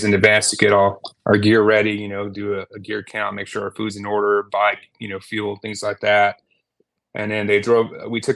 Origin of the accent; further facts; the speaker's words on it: Texas, United States; I'm from Texas